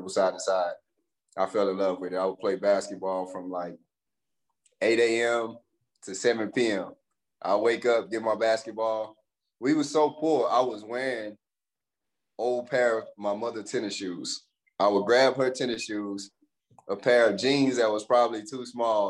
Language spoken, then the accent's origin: English; Pineville, Louisiana, United States; moved away; also born or lived in DeRidder, Louisiana; I grew up in Palmville, Louisiana